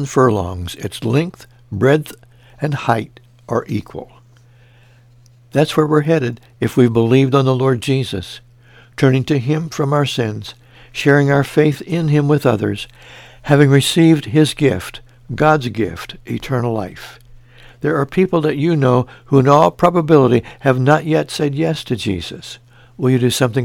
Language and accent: English; Mount Carmel, Illinois, United States; my hometown, Mount Carmel, Illinois